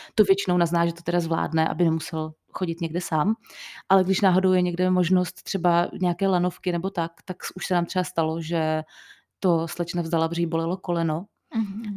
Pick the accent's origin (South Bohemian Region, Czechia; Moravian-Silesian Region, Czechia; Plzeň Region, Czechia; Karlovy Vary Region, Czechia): Plzeň Region, Czechia; Plzeň; my jsme z Plzně, nebo většina z nás je z Plzně